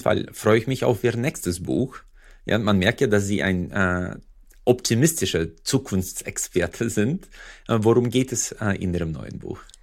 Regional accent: Uzbekistan; also born or lived in Freiburg; now in Germany; Usbekistan, wo ich herkomme

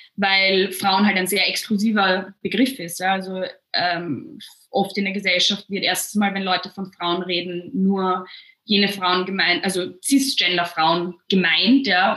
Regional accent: Vienna, Austria; bei uns in Wien

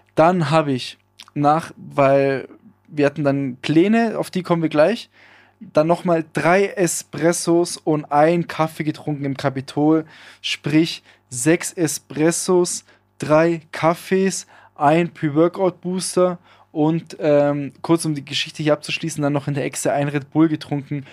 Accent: Villingen-Schwenningen, Baden-Württemberg, Germany; hier in der Innenstadt bei uns in Schwenningen

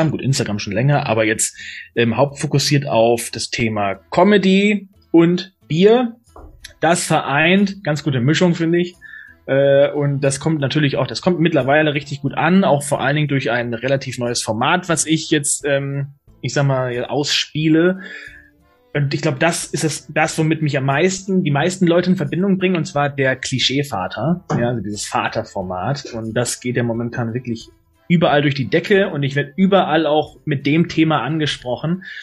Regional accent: Neustadt-Glewe, Mecklenburg-Vorpommern, Germany; ich bin in, äh, jetzt momentan in Neustadt an der Weinstraße. Passt nicht ganz, aber ist okay. Ich komme auch aus Neustadt, aber Kleve.

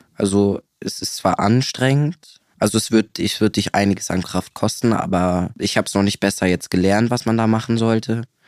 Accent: Siegburg, North Rhine-Westphalia, Germany; Ich komme aus Siegburg

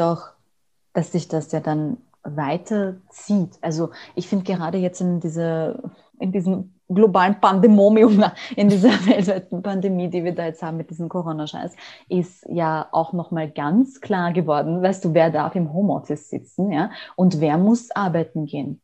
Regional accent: Austria; bei uns in Österreich

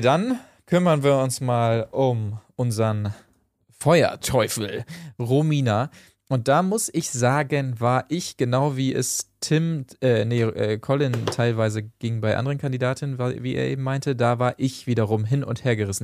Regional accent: Achim, Lower Saxony, Germany; moved away; Achim bei Bremen, da bin ich geboren worden, habe ansonsten allerdings keinen Bezug mehr zu Achim

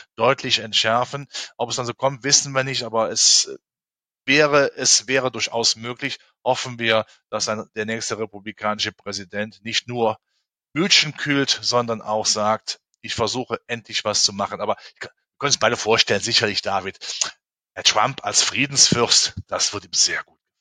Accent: Germany; in meinem Heimatland, in Deutschland

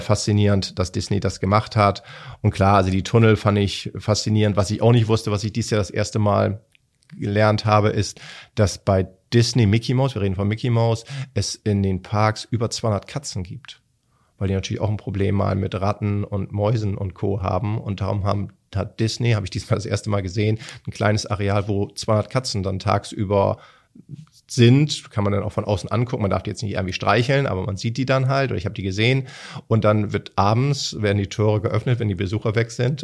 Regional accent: Hamburg, Germany; als Hamburger

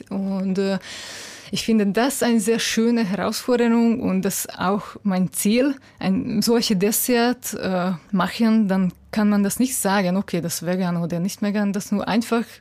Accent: Budapest, Hungary; German is a second language; Ja äh, ich komme aus Budapest.

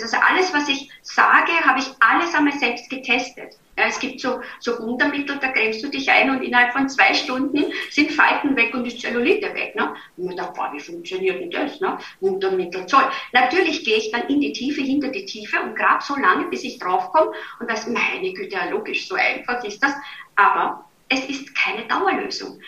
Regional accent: Vienna, Austria; accent: Viennese dialect; moved away as an adult; now in Germany; Ich bin gebürtig aus Wien

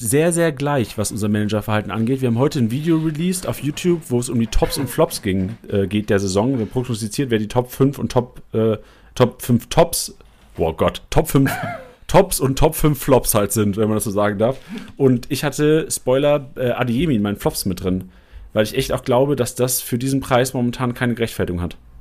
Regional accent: Lüneburg, Lower Saxony, Germany; moved away; ich bin in Lüneburg geboren und groß geworden

